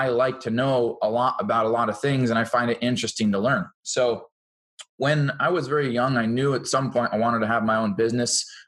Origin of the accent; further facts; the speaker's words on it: Seattle area, Washington, United States; now in Boise, United States; I'm from the Seattle area of Washington State. I live in Boise, Idaho now